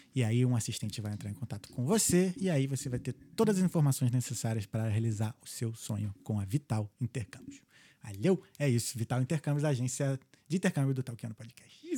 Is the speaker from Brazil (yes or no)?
yes; Rio de Janeiro, Brazil; now in Dublin, Ireland; Carioca, flamenguista, com muito orgulho